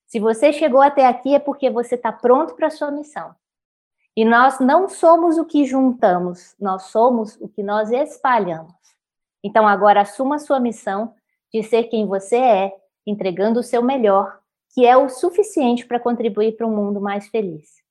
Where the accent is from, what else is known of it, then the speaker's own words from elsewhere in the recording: Minas Gerais, Brazil; Como mineira